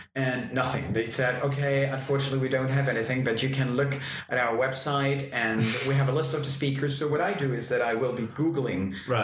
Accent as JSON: {"language": "English", "country": "Austria", "accent": "Austrian German", "first_language": "German", "second_language": "English", "said": "since I'm Austrian, my native language is uh, Austrian German."}